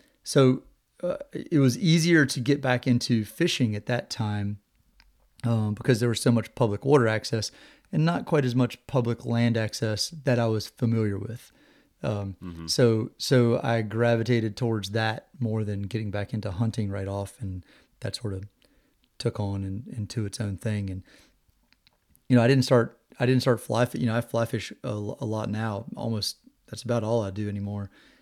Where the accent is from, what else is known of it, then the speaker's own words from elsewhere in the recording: Virginia, United States; I grew up in Virginia, kind of out in the middle of nowhere, little tiny town.